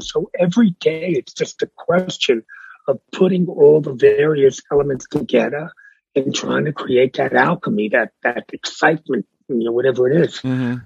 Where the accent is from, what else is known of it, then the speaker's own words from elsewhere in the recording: New York City, New York, United States; also born or lived in Bronx, New York / Miami, Florida; I was born in the Bronx. Yeah. Uh, I was raised in Brooklyn. I now live in Manhattan